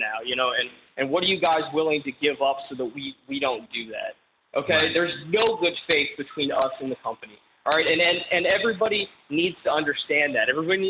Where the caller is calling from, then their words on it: Denton, Texas, United States; I'm calling out of Denton, Texas.